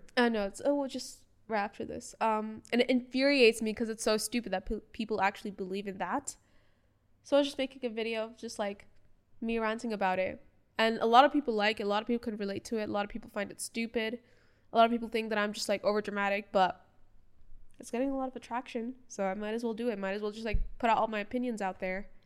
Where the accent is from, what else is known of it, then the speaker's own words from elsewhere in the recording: Bahrain; first language English; My first language was English. but born and raised in Bahrain